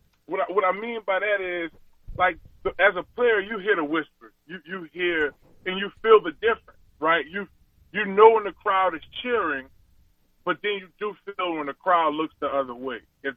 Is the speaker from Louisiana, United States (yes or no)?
yes; New Orleans, Louisiana, United States; born or raised there